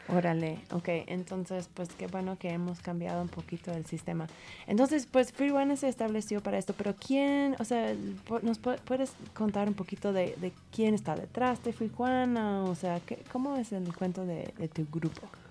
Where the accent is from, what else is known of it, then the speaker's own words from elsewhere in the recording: United States; Spanish is a second language; moved away as an adult; now in Mexico; en los Estados Unidos, mi país natal